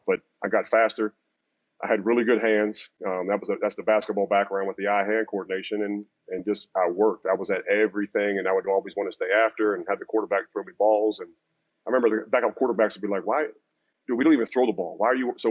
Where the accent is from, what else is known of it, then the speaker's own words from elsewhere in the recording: Pittsburgh, Pennsylvania, United States; moved away as an adult; also born or lived in Miami; I grew up in Pittsburgh